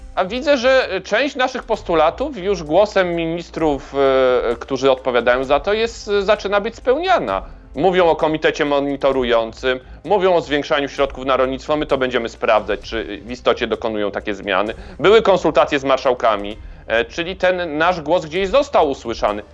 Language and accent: Polish; Kraków, Lesser Poland, Poland; razem jesteśmy z Krakowa